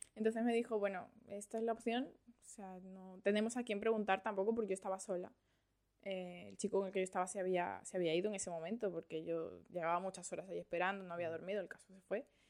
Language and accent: Spanish; Madrid, Community of Madrid, Spain; also born or lived in Valencia, Venezuela; now in Australia; yo nací en Venezuela, en, Valencia. Sí, en Valencia. Lo que pasa es que cuando era pequeña me fui a España, a Madrid. He pasado toda la vida allí, fui al colegio allí, al instituto allí, todo.